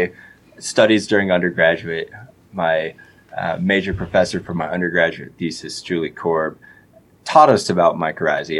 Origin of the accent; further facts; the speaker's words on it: Colorado, United States; I grew up in Colorado